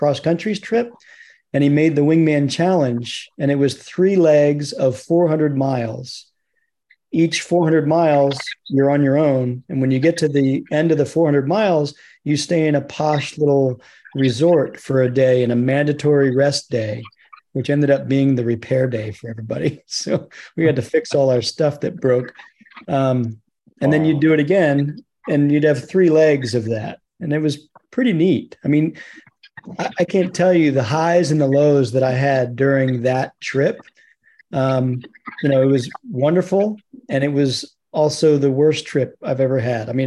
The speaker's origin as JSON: {"language": "English", "region": "Virginia", "country": "United States", "said": "I'm from Virginia."}